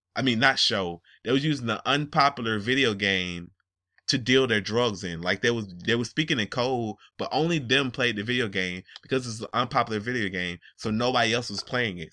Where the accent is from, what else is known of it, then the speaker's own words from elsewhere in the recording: Atlanta, Georgia, United States; And I live in Georgia. I'm li, I'm from Atlanta